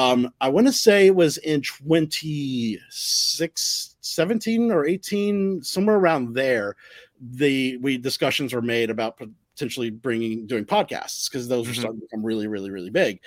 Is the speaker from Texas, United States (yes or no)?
yes; Texas, United States; moved away as an adult; now in Florida, United States; I moved to Florida in 2007. I'm originally from Texas, and I moved here for the college program at Disney.